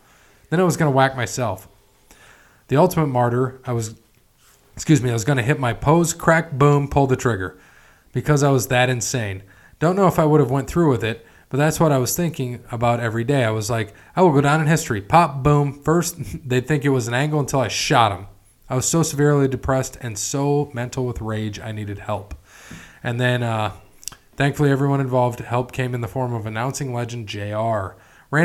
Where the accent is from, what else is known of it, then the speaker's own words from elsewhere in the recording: New York, United States; I'm from New York. What do you mean, Guns Welcome?